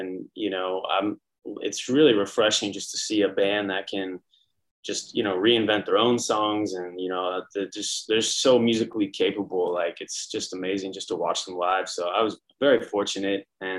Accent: San Francisco, California, United States; moved away as an adult; now in Brooklyn, United States; I'm from San Francisco originally. That's a good place to start. Been in New York for 10 years. I live in Brooklyn, baby

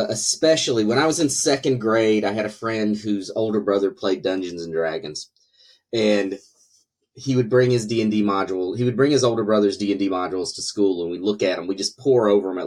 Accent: North Carolina, United States; So yeah, maybe maybe people in North Carolina just need fantasy to try to escape a little bit.

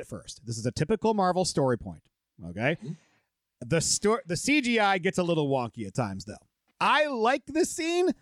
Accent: Michigan, United States; we're from Michigan

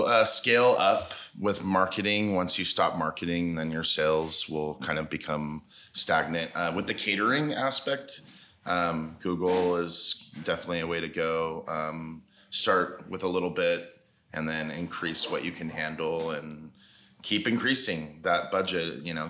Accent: United States; I'm American man.

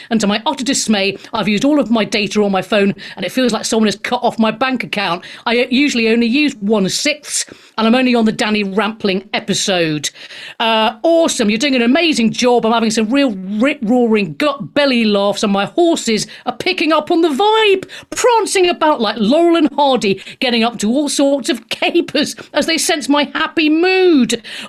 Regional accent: Australia; accent: Australian; I've been criticised already for my Australian accent by Siv, who I'm sure will be calling in later.

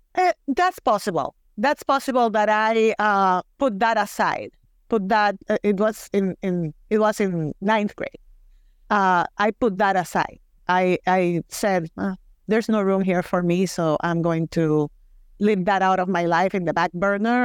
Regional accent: Mayagüez, Puerto Rico; accent: Puerto Rican; English is a second language; moved away as an adult; now in Wisconsin, United States; I went to a private Catholic school in my hometown of Mayagüez, Puerto Rico

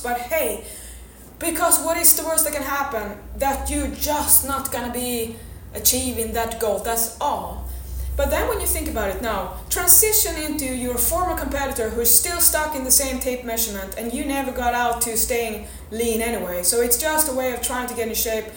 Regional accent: Sweden; I'm from Sweden

